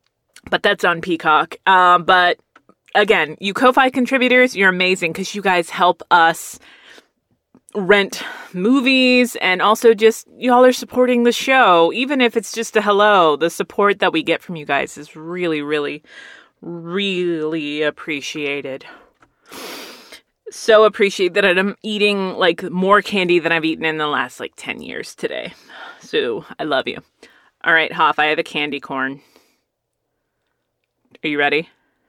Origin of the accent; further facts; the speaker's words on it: Texas, United States; my grandma would put us all in her very barely functioning station wagon, and we would all drive to the nicer neighborhoods of West Texas.